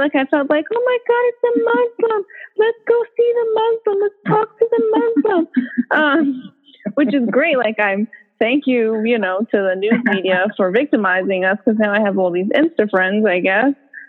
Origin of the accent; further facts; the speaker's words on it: United States; born there; And I'm American born. So there, I felt this, what I'm going to call it is power. Like, well, I'm American born.